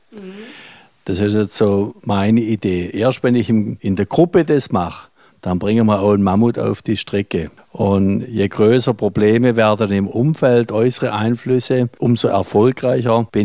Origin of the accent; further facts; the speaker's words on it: Southern Germany, Germany; Bei uns im Süden heißt es oft, ja, die kühlen Norddeutsche.